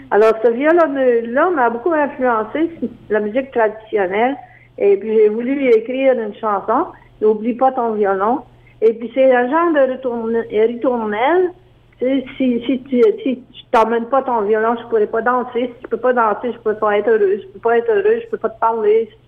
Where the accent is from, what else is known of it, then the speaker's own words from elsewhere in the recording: Acadian Peninsula, New Brunswick, Canada; Les Acadiens sont encore ciblés parce qu'à chaque année, il y a tout le temps des, euh, des orangistes qu'on appelle chez nous au